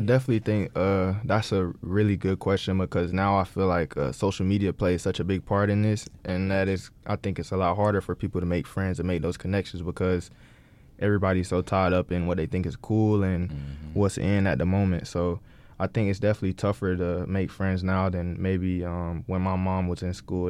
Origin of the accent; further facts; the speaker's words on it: Greenville, North Carolina, United States; we grew up in Greenville, so that's where ECU is